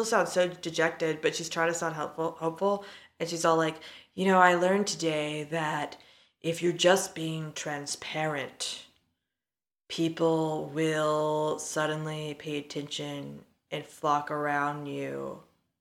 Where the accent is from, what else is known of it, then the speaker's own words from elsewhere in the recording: Gulf Coast, United States; I'm from America tropical podunk. That's what I'm going to call the Gulf Coast now.